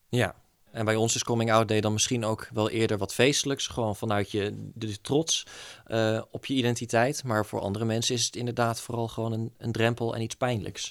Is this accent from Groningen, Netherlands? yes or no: yes; East Groningen, Netherlands; moved away as an adult; now in Groningen, Netherlands; kom oorspronkelijk uit Oost-Groningen. Ehm, daar woon ik tot mijn 18e.